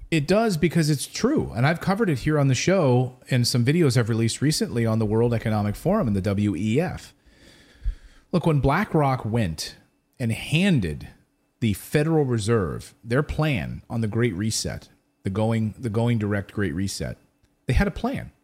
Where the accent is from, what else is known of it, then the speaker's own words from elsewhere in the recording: United States; I am American